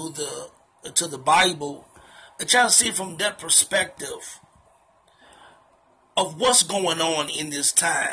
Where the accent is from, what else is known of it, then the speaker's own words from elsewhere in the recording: Chicago, Illinois, United States; I'm from the Chi.